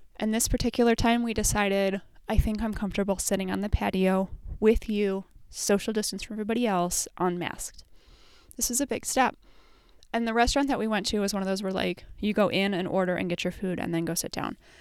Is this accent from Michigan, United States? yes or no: no; Minnesota, United States; we're Minnesotan